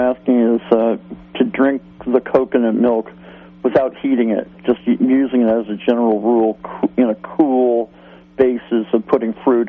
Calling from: Garberville, California, United States; Yes, I'm from Garberville, California.

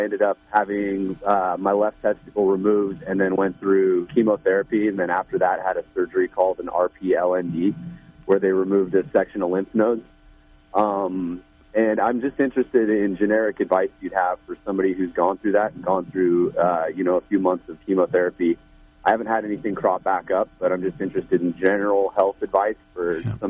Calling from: California, United States; I'm from Southern Humboldt.

